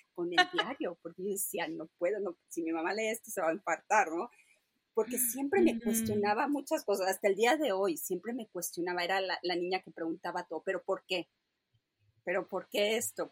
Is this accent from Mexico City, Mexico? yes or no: no; Mérida, Yucatán, Mexico; moved away; crecí, nací en Mérida, Yucatán